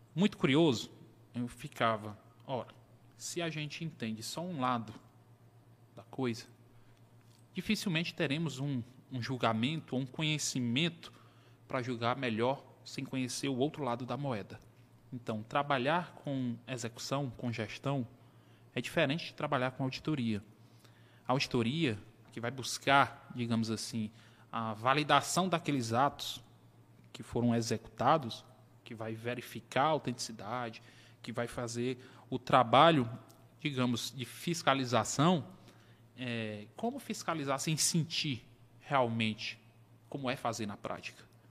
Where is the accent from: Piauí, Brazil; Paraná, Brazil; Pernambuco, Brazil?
Piauí, Brazil; Teresina; Nasci aqui em Teresina, né, tenho 39